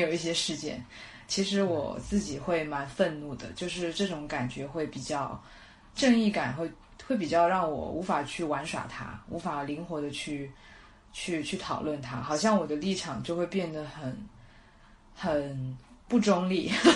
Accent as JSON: {"language": "Chinese", "region": "Shanghai", "country": "China", "tie": "born or raised there", "said": "我出生在上海"}